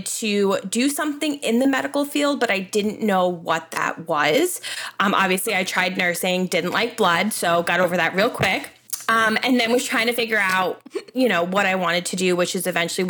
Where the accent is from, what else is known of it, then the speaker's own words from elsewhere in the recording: Long Island, New York, United States; I am 31 from Long Island, New York. I was born and raised here, live literally in the same town I went to high school in.